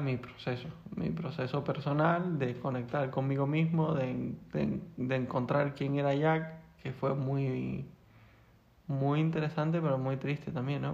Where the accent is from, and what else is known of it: Las Palmas de Gran Canaria, Canary Islands, Spain; moved away as an adult; now in Madrid, Spain